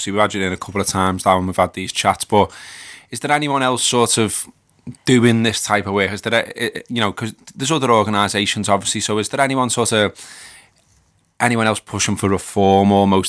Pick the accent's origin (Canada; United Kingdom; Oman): United Kingdom; Liverpool, North West England; I literally had a copper goading me for being a Scouser, so calling me all kinds because he was a Manc.